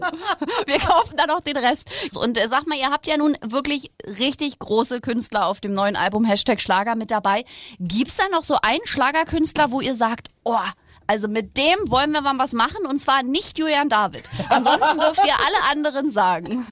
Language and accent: German; East Germany, Germany; ich bin auch aus dem Osten